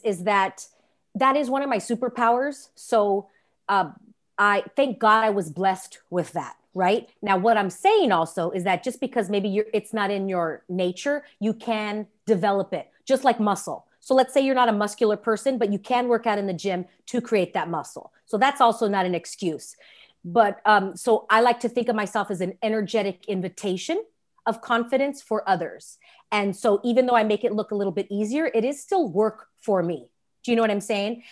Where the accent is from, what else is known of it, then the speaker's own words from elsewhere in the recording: Los Angeles, California, United States; I'm born and raised in Los Angeles, California